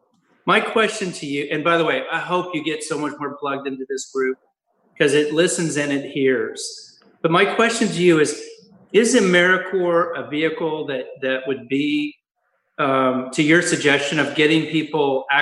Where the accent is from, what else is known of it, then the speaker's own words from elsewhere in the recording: Kansas City, Missouri, United States; I grew up in Kansas City